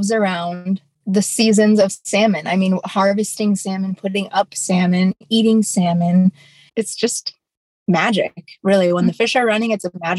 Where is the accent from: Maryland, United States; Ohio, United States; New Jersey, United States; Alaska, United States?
Alaska, United States; King Cove; now in Dillingham, United States; I am an Unwinangak from King Cove, Alaska, and I'm currently in King Cove, Alaska right now